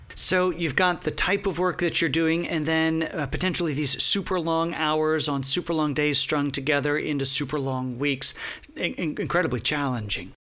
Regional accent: Texas, United States; I'm from Texas

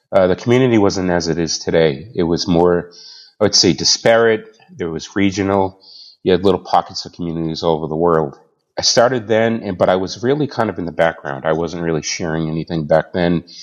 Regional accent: Boston, Massachusetts, United States; also born or lived in Canada / Australia / West Coast; now in Manchester, United States; I'm originally from Boston. I now live in Manchester, New Hampshire, but moved down to New Hampshire from Canada. And before that, I was in Australia. And before that, I was in the States on the West Coast and moved all the way across the country.

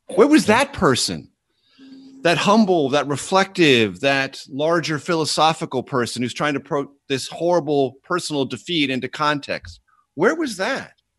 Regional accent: San Diego, California, United States; My hometown is San Diego, which I love. Uh, I'm a Californian, not a Washingtonian, and I'm a San Diegan within California.

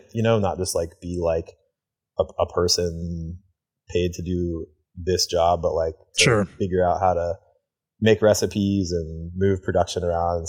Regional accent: Athens, Ohio, United States; moved away as an adult; also born or lived in Beaverton, Oregon; Jackie O's is in my hometown of Athens.

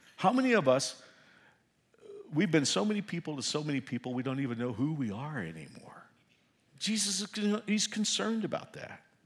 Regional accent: Fort Worth, Texas, United States; moved away; I'm from Fort Worth

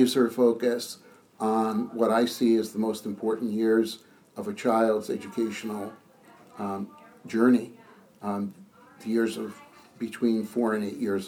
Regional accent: outside of Boston, Massachusetts, United States; moved away as an adult; also born or lived in Princeton, New Jersey / Nashville, Tennessee; now in Maryland, United States; I grew up outside of Boston and lived there my entire life

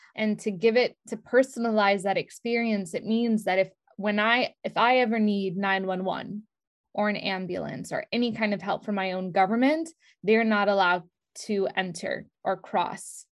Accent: New York City, New York, United States; moved away; I spent the first few years of my life, like, I grew up in Brooklyn, New York

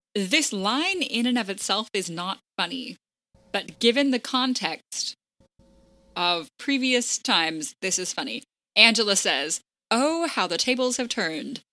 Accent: the South, United States; As a Southerner

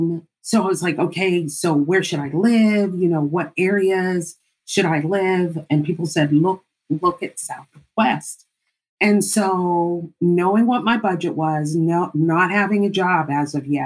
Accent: Panama; now in Washington, D.C., United States; Originally, I am from Panama, the country of Panama. I was born in the Canal Zone

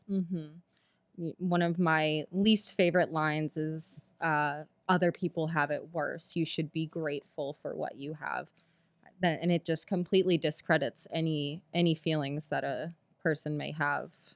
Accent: Philadelphia, Pennsylvania, United States; I grew up in Philadelphia

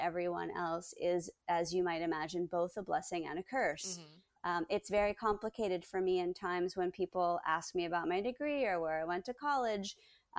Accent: Baltimore, Maryland, United States; moved away as an adult; also born or lived in San Francisco; I was born in Baltimore.

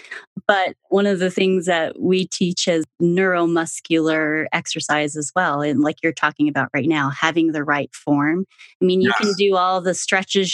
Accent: Tampa, Florida, United States; I'm actually from the Tampa area.

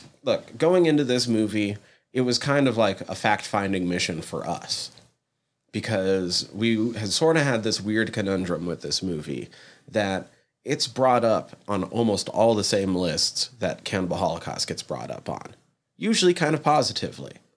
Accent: United States; as an American

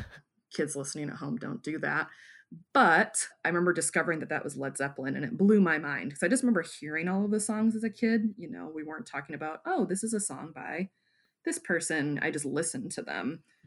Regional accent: Wyoming, Michigan, United States; also born or lived in Grand Rapids, Michigan; my hometown

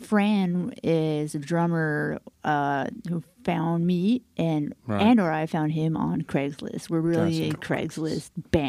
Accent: Miami, Florida, United States; I'm from Miami.

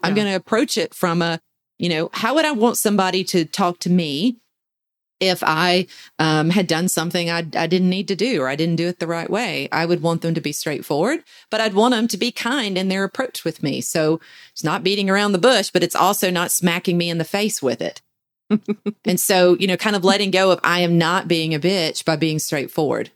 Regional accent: the South, United States; We in the South uh, are almost bred to be passive aggressive

